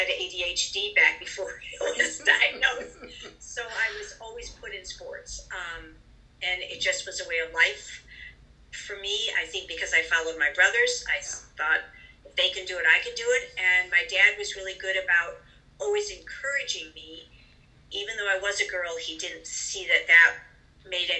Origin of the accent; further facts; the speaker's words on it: New York, United States; I grew up in New York